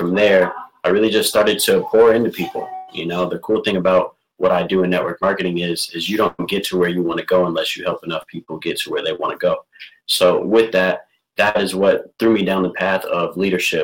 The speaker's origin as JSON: {"language": "English", "town": "Burnsville", "region": "Minnesota", "country": "United States", "tie": "born or raised there", "said": "I'm from Burnsville, Minnesota, an entrepreneur out here. I grew up, born and raised, Burnsville"}